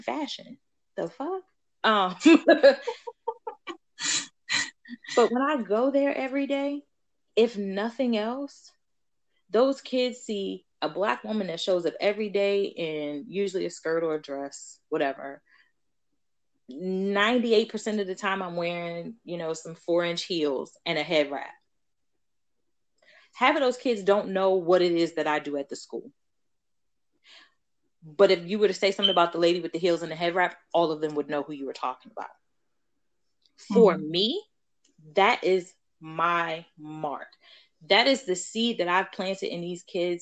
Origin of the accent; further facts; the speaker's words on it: Baltimore, Maryland, United States; grew up also in Baltimore